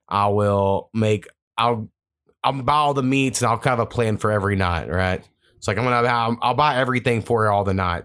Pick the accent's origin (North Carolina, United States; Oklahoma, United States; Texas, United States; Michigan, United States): Oklahoma, United States; near Marlow; That's like kind of like 30 minutes from my hometown.